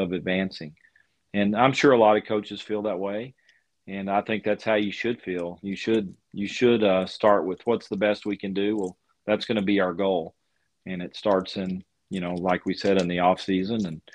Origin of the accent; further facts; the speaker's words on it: Lubbock, Texas, United States; growing up in Lubbock and following Lubbock Christian University